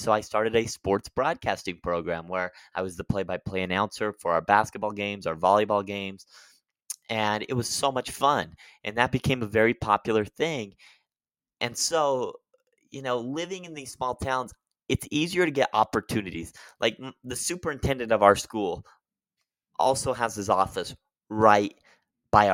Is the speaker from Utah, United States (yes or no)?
yes; Utah, United States; I grew up one in Utah